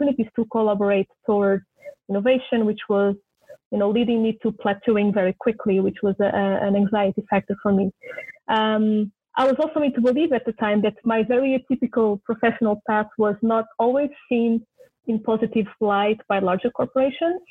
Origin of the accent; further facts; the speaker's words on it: Lisbon, Portugal; now in Japan; it was in my hometown, which was great for reconnecting a little bit with home